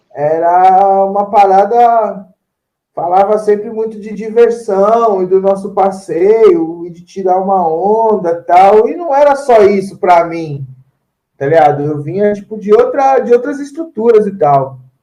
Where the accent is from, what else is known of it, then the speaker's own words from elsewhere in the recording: São Paulo, Brazil; Porque ah o bairro que eu, que eu sou mesmo é chama Jardim Antártica